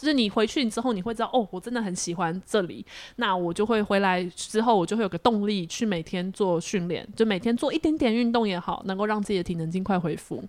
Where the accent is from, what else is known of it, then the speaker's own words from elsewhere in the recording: Taiwan; 我们台湾人